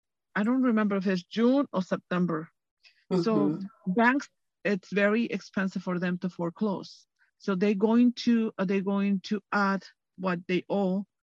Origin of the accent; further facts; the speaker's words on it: Mexico; English is a second language; moved away as an adult; now in Huntington Beach, United States; I am from Mexico. I was born in Mexico.